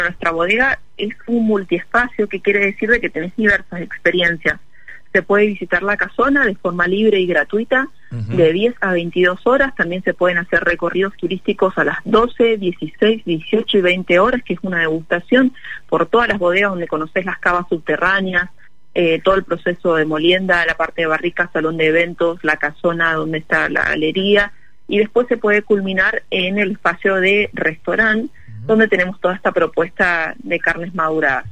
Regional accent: Mendoza, Argentina; nos representa como mendocinos, como argentinos

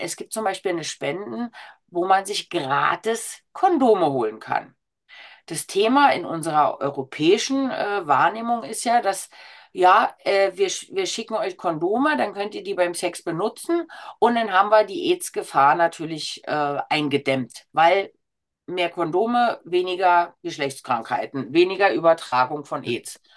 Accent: Berlin, Germany; Als Berlinerin Großschnauze

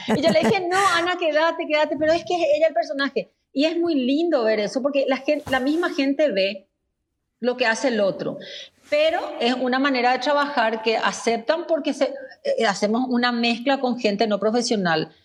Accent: Paraguay; somos los paraguayos

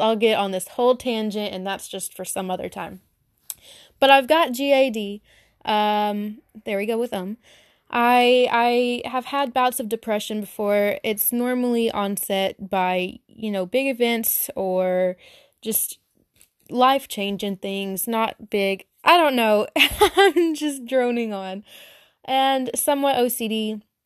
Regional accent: Arkansas, United States; accent: Southern; I'm very Southern, from Arkansas, lived here my whole life

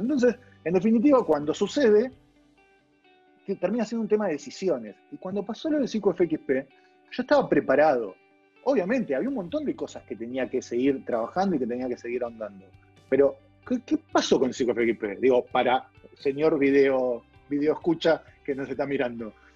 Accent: Avellaneda, Buenos Aires Province, Argentina; yo soy de Avellaneda

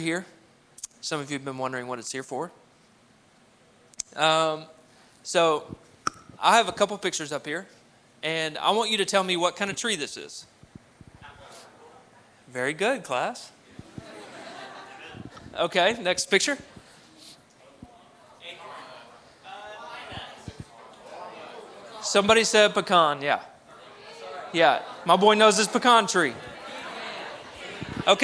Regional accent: Cabot, Arkansas, United States; I grew up in Cabot, Arkansas, where there was less than 1% people of color

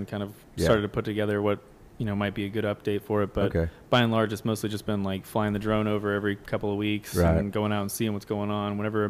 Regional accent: Houston, Texas, United States; born or raised there

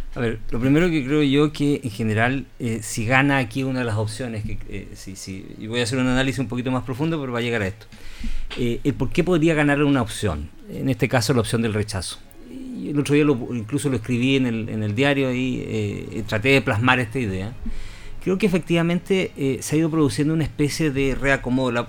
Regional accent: Patagonia, Chile; Yo me crecí en la Patagonia

